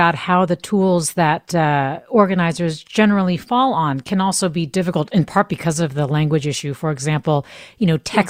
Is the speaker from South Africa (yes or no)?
no; Canada; also born or lived in Hong Kong; now in United States; I'm Chinese American, a naturalized citizen born in Hong Kong, grew up in Canada and college educated in the U.S.